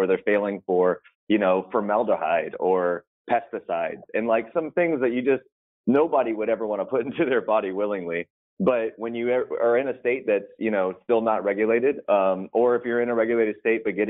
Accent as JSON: {"language": "English", "region": "Texas", "country": "United States", "tie": "born or raised there", "said": "I grew up in Texas"}